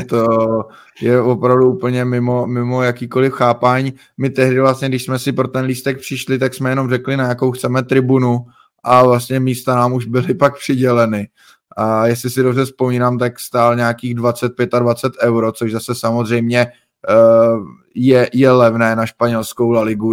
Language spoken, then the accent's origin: Czech; Czechia; jsme vlastně z Česka